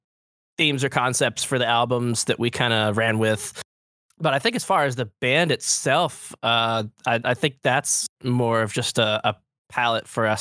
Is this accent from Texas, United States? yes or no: yes; Sealy, Texas, United States; I was just raised out in Sealy a little, it's like an hour outside of Houston. It's a little small town.